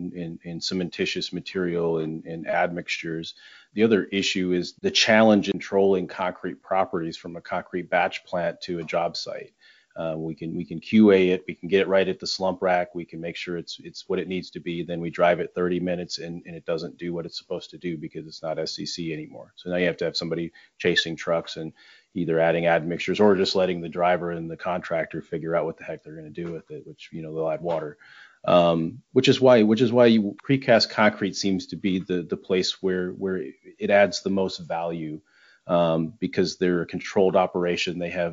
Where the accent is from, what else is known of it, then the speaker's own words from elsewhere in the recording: Michigan, United States; I'm from Michigan.